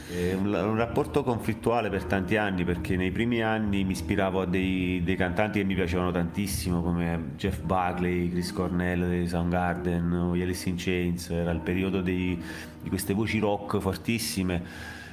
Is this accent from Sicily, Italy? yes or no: no; Arzano, Campania, Italy; moved away as an adult; also born or lived in Naples / Milan; sono nato a Napoli, sono cresciuto ad Arzano, che è questo paese attaccato a, mm, alla periferia nord di Napoli